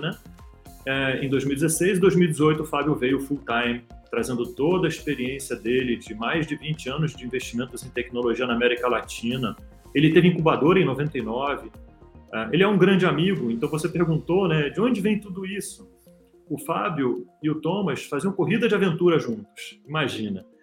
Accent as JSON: {"language": "Portuguese", "country": "Brazil", "moved": "as an adult", "lives_now": "São Paulo, Brazil", "said": "como brasileiro"}